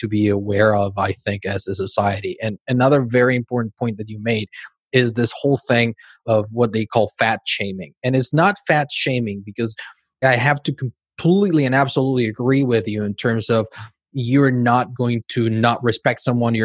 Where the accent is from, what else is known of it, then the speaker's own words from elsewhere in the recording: Mexico; also born or lived in Cancun, Mexico / California, United States; now in Spain; I'm originally from Mexico.